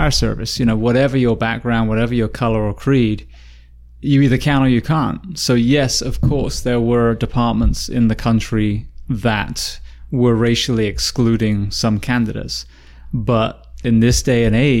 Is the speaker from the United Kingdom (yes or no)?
yes; England, United Kingdom; moved away as an adult; now in United States; I'm from England